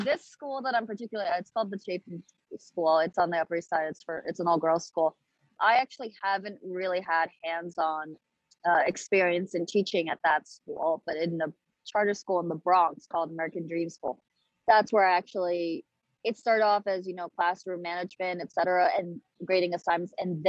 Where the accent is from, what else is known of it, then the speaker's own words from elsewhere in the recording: Wuhu, Anhui, China; oh, I'm from Anhui province. And they'd ask me what city, and I'd say Wuhu.